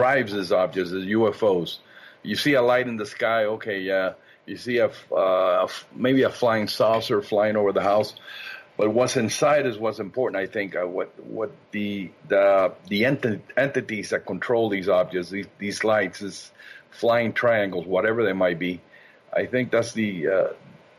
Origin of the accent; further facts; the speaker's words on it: Cuba; moved away; most of these events occurred when I was a child back in my native Cuba